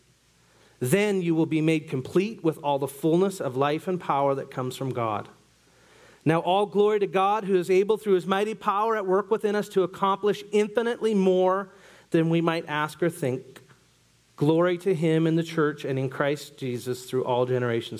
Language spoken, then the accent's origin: English; Newfoundland and Labrador, Canada; moved away; where I grew up in Newfoundland